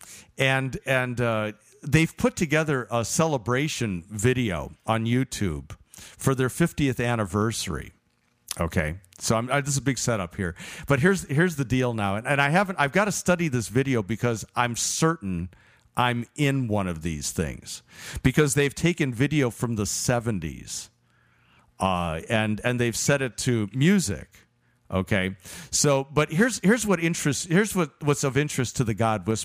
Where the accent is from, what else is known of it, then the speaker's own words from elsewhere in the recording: Chicago, Illinois, United States; moved away; I grew up in Chicago and grew up Lutheran